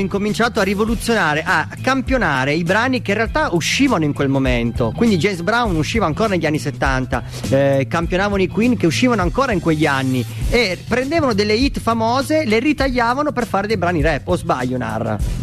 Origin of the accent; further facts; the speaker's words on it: Apulia, Italy; accent: pugliese (Apulian); l'ho detto in modo pugliese